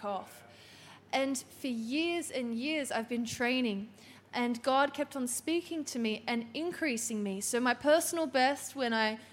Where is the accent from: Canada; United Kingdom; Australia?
Australia; New South Wales; I'm from New South Wales